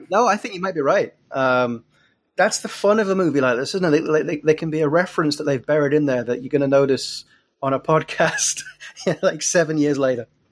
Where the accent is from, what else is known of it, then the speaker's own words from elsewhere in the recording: England, United Kingdom; moved away as an adult; also born or lived in Glasgow; I'd written three very serious books set where I grew up in England